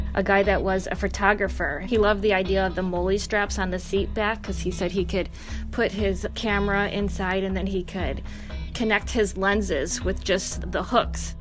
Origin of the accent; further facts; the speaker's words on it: Detroit, Michigan, United States; I'm born and raised in Detroit, Michigan, so automotive has always been in my family